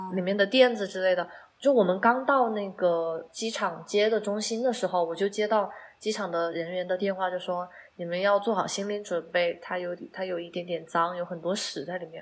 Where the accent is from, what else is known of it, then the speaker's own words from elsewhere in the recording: Chongqing, China; 我们重庆人